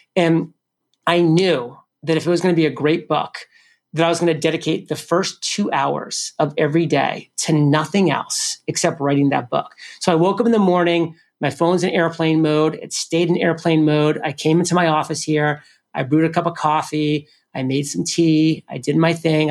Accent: New England, United States; I'm from New England, so I love the Patriots.

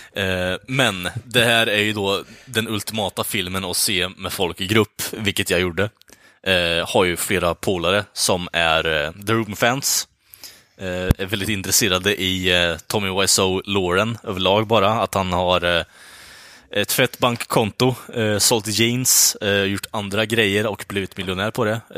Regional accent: United States; som amerikan

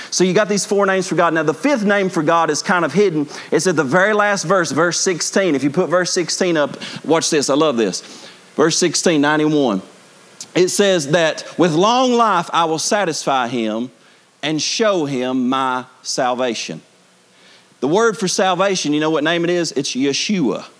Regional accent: Bible Belt, Southern United States, United States; we grew up in the Bible Belt

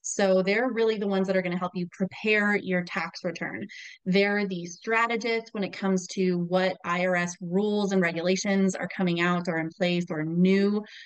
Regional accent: Albuquerque, New Mexico, United States; moved away as an adult; also born or lived in Texas; now in Minnesota, United States; I uh, was born and raised in Albuquerque, New Mexico, so that's where I'm from.

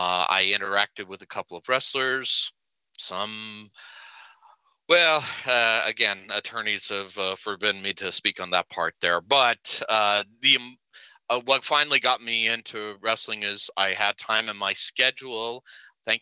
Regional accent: Utah, United States; I'm not Canadian. I'm Utah, which is Canada adjacent.

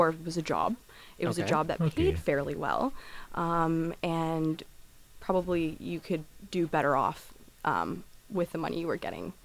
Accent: southern Bukovina, Suceava County, Romania; now in Canada; I'm from southern Bukovina

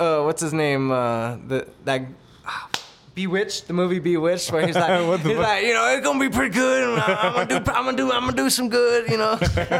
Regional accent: Texas, United States; I'm from Texas.

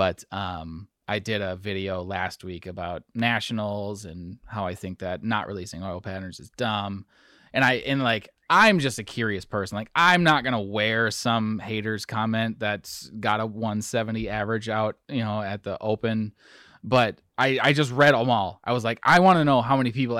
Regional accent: Wisconsin, United States; I'm from Wisconsin

